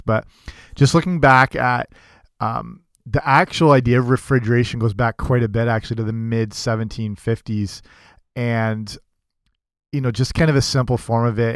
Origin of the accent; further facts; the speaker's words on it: England, United Kingdom; moved away; I grew up in England